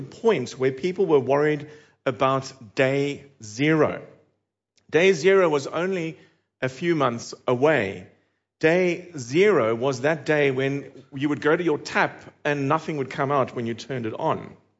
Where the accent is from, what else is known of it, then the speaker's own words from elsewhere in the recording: Cape Town, Western Cape, South Africa; accent: South African; moved away; my accent is South African, if you were wondering, and, uh, in February two thousand and eighteen, I was back there in the city of Cape Town, which is where I'm from